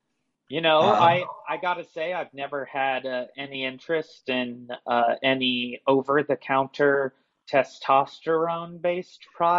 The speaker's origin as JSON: {"language": "English", "town": "Chicago", "region": "Illinois", "country": "United States", "said": "I know we're from Chicago"}